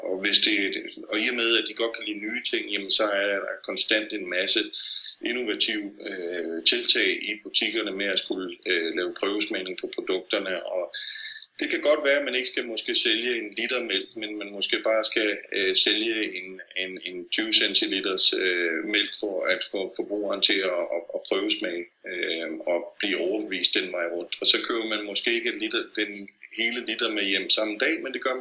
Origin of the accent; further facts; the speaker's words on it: Copenhagen, Capital Region of Denmark, Denmark; moved away as an adult; now in Moscow, Russia; som vi er vant til hjemme i København